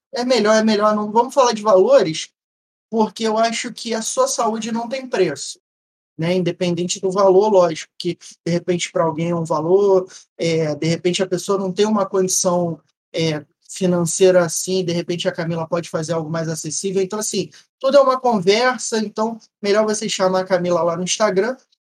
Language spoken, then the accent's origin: Portuguese; Rio de Janeiro, Brazil; Carioca da gema